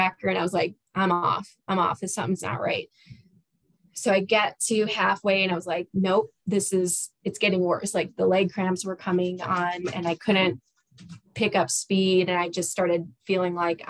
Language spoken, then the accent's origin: English; Chicago, Illinois, United States; I also grew up in Chicago, the Chicago area